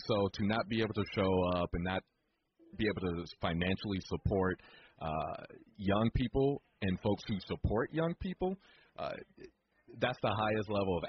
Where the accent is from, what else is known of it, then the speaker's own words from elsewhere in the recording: Gary, Indiana, United States; my hometown of Gary, Indiana, GI.